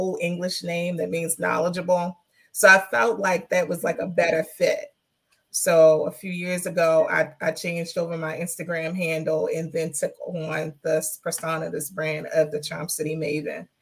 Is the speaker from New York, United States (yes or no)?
no; Baltimore, Maryland, United States; West Baltimore, Park Heights, born and raised, currently live